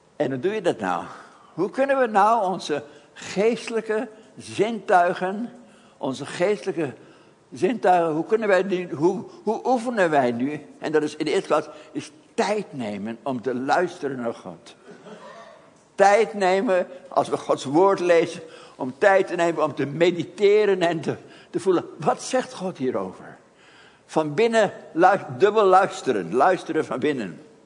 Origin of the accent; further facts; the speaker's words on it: Haarlem, North Holland, Netherlands; moved away; ik dan in Haarlem.